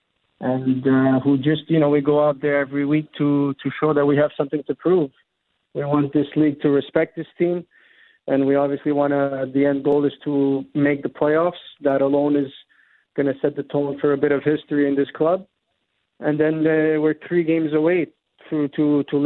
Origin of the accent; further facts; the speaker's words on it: Montreal, Quebec, Canada; moved away as an adult; also born or lived in Spain / Italy / Portugal / Romania; I'm born in Montreal, born and raised in Montreal.